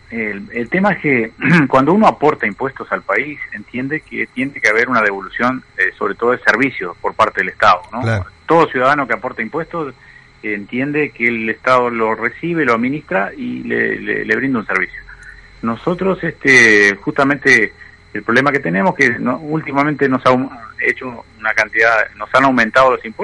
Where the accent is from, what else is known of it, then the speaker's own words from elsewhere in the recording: Artigas, Uruguay; Nosotros somos de Artigas, exactamente.